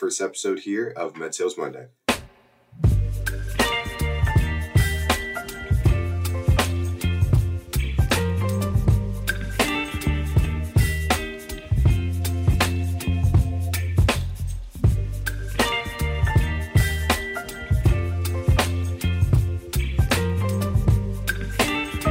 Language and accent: English; Warsaw, Indiana, United States; Growing up in Warsaw, Indiana, like I mentioned, orthopedic capital